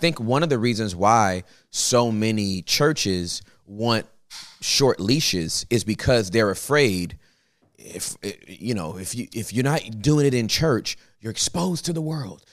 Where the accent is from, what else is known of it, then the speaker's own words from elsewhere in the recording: Inglewood, California, United States; also born or lived in Los Angeles; I was born and raised in Inglewood, California